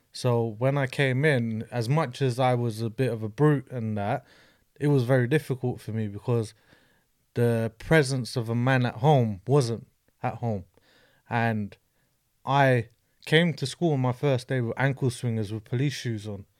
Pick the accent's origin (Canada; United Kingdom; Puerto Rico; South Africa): United Kingdom; London; grew up in an estate in Brixton